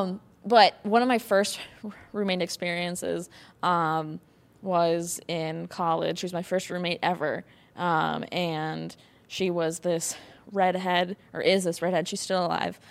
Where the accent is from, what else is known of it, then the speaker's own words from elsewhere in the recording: Wisconsin, United States; I'm from Wisconsin